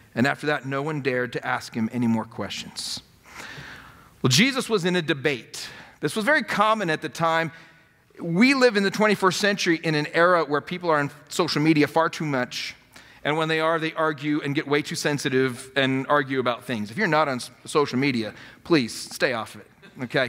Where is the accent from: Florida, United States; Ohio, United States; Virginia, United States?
Florida, United States; North Miami; I was born in North Miami